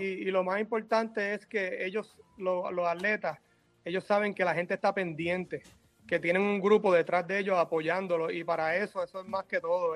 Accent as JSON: {"language": "Spanish", "town": "Mayagüez", "country": "Puerto Rico", "tie": "born or raised there", "said": "mi papá y mi mamá me criaron muy bien allá en Mayagüez"}